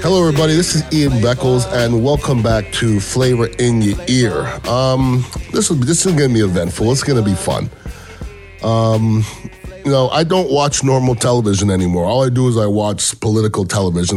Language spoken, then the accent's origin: English; Canada; now in United States; I'm from Canada originally